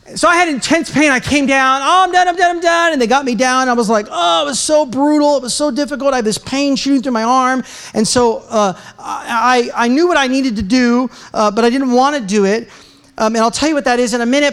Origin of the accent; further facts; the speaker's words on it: United States; I'm an American